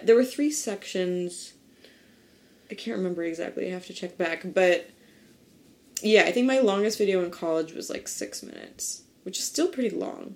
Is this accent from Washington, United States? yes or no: no; New Jersey, United States; also born or lived in Kansas City; I grew up in New Jersey